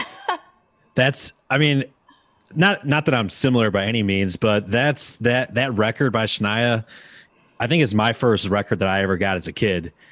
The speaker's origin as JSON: {"language": "English", "region": "Wisconsin", "country": "United States", "moved": "yes", "lives_now": "Nashville, United States", "said": "being from Wisconsin, like, when I moved to Nashville"}